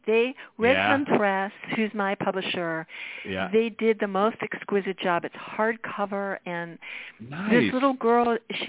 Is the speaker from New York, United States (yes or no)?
yes; New York, United States; now in Los Angeles, United States; I LA, obviously I live here, so I'm doing everything here. New York, I grew up in New York, so I always go back there.